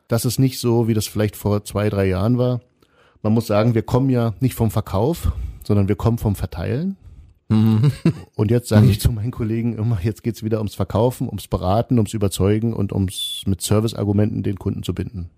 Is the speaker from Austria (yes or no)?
no; Kreischa, Saxony, Germany; in Kreischer, wo ich herkomme